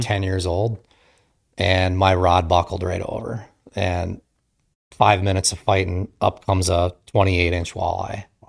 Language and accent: English; Marquette, Michigan, United States; moved away as an adult; also born or lived in Kaukauna, Wisconsin; I grew up in Marquette, Michigan, uh, so I'm a Youper